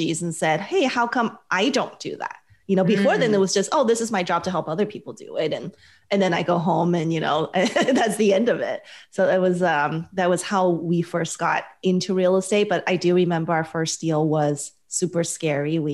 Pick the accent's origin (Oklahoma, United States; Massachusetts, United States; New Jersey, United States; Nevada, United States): Nevada, United States; Las Vegas; now in California, United States; I'm from Las Vegas originally.